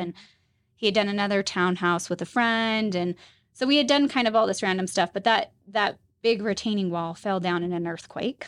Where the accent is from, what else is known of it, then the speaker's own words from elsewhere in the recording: Utah, United States; also born or lived in Tennessee; So I am a native, born and raised Utah.